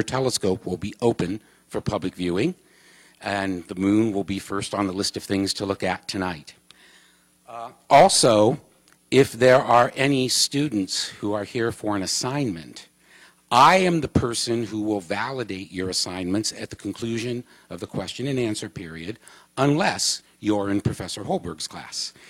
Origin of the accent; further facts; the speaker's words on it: Ohio, United States; now in Arizona, United States; I'm from Ohio